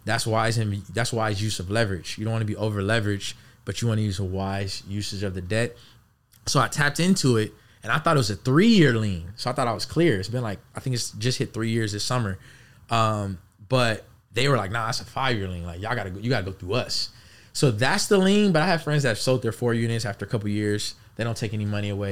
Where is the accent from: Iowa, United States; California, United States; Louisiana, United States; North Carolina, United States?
California, United States; Los Angeles; born and raised in Los Angeles